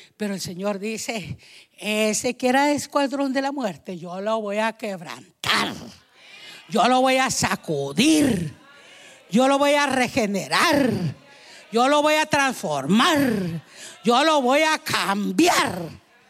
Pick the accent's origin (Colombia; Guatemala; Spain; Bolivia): Guatemala; moved away; Allá en mi país, en Guatemala